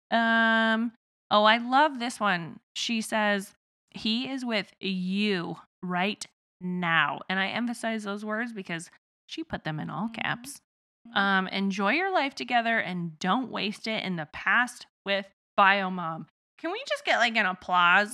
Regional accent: Midwest, United States; accent: southern twang; I'm from the Midwest and so I have a little bit of like a southern twang sort of thing going on

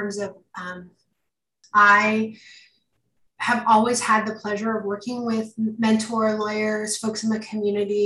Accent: Canada; moved away; I'm Canadian.

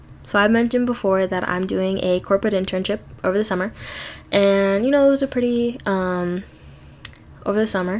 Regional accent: Midwest, United States; also born or lived in Minnesota; I live in Minnesota. I grew up in the Midwest

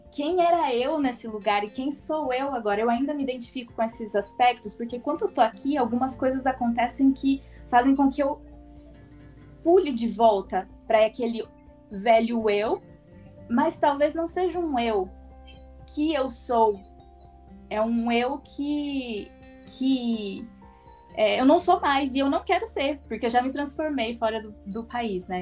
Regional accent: Brazil; moved away; quando a gente volta para o Brasil, depois de um tempo

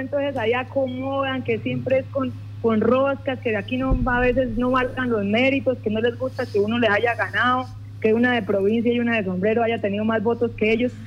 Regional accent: Llanos, Casanare, Colombia; me paré como una llanera

